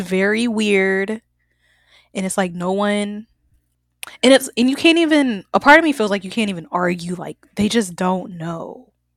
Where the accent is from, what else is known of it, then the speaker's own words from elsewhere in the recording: the South, United States; I'm from the South too